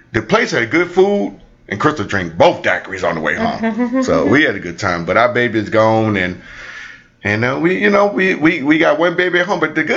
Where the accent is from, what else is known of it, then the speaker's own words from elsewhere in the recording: St. Louis, Missouri, United States; I'm from St. Louis